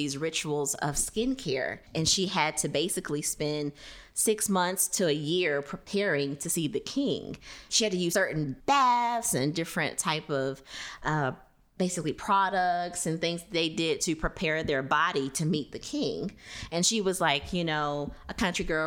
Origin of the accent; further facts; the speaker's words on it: Louisiana, United States; moved away; also born or lived in Thomson, Georgia; I am originally from Louisiana.